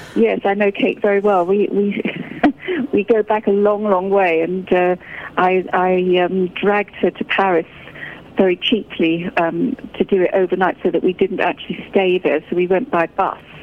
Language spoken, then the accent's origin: English; United Kingdom; I'm British and I have a fantastic um, cheese culture here